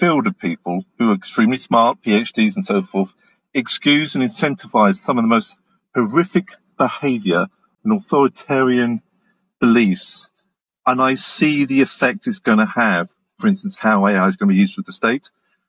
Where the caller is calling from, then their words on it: Cornwall, South West England, United Kingdom; I'm calling you from Cornwall, UK.